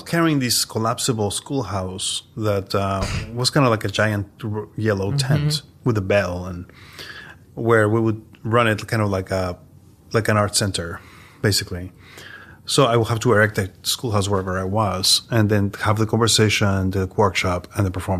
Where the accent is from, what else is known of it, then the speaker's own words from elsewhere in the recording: New York, United States; I'm an artist from New York